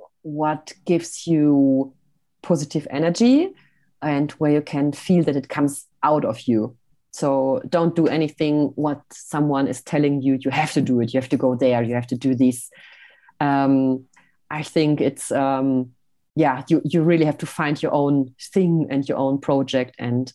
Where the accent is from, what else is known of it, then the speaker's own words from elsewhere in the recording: Switzerland; I'm sometimes doing little videos here from my hometown. I call them Hello from Switzerland.